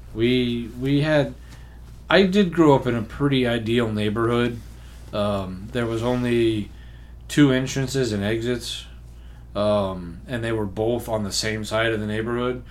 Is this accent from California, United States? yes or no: no; Memphis, Tennessee, United States; when I was growing up in Memphis, most fireworks were just straight up illegal